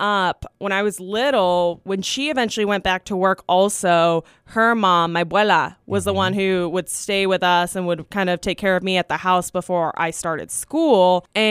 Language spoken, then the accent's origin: English; Bakersfield, California, United States; also born or lived in Arvin; Technically, when I was born in Bakersfield, Mercy Hospital, but my family was actually living in Arvin at the time. We officially moved into like Bakersfield when I was about 2 years old. And that's pretty much where I've grown up.